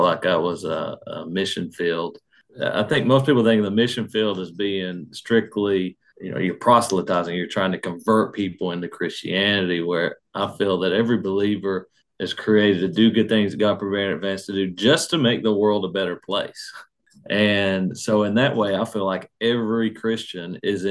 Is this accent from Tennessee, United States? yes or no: no; Salyersville, Kentucky, United States; also born or lived in Pikeville, Kentucky; I grew up in Sayersville